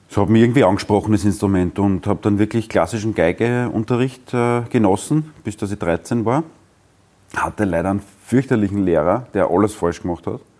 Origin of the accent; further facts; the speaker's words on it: Brottes, Lower Austria, Austria; also born or lived in Vienna; Geboren bin ich in Wien und aufgewachsen in Brottes im Weinviertel.